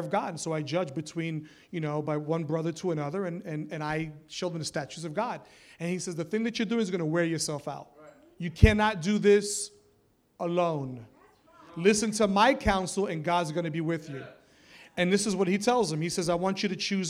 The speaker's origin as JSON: {"language": "English", "town": "New York City", "region": "New York", "country": "United States", "said": "I'm some kid from the Bronx, a teenager in Bible college"}